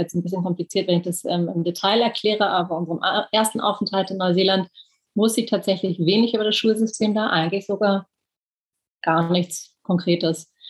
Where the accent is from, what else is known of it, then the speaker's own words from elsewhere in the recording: Berlin, Germany; Ich bin Berlinerin, bin tatsächlich auch hier geboren und aufgewachsen was ähm, irgendwie sehr prägend war aufgrund der, der Teilung, aufgrund des, der Mauer